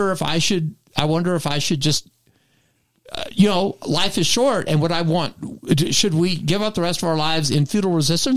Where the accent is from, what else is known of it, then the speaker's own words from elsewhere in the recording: Texas, United States; as a Texan